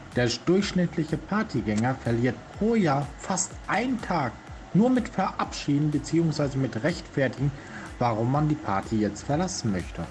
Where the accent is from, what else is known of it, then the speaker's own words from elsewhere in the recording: Germany; bei uns in Deutschland